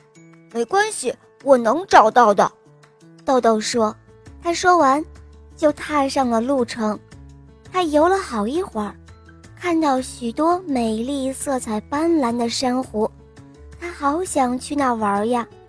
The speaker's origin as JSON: {"language": "Chinese", "region": "Hebei", "country": "China", "said": "今年七岁，我是河北的"}